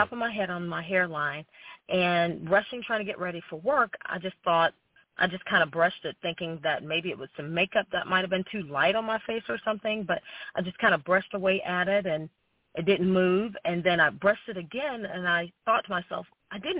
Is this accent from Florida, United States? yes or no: no; Athens, Georgia, United States; I'm from Athens, Georgia